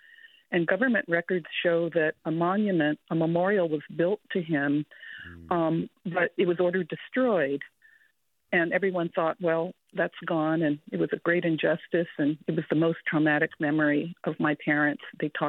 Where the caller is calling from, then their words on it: Berkeley, California, United States; I'm Japanese American. I live in Berkeley, and I'm the granddaughter of Japanese immigrants.